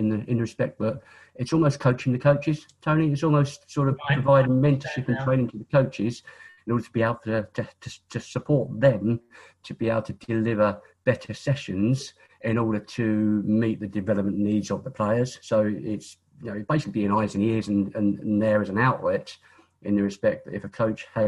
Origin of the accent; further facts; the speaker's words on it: Isle of Sheppey, South East England, United Kingdom; I was born on the Isle of Sheppey, born and bred on the Isle of Sheppey